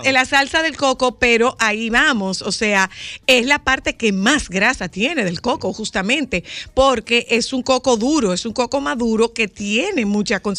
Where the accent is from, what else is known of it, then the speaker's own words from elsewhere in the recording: Dominican Republic; son, de nosotros, la gente